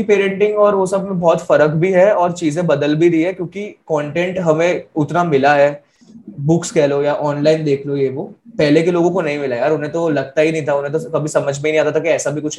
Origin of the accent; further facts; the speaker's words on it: Ahmedabad, Gujarat, India; also born or lived in Delhi / Karnal; मेरा बचपन अलग अलग सिटीज में बीता मतलब मेनली अहमदाबाद दिल्ली ये वो ऐसा ठीक है करनाल में था मैं पहले